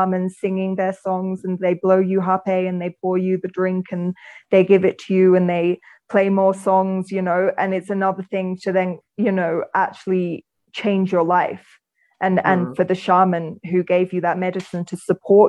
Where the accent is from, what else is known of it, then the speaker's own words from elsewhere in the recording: England, United Kingdom; moved away as an adult; also born or lived in London / United States; now in Sacred Valley, Peru; I'm from England and I lived all over England.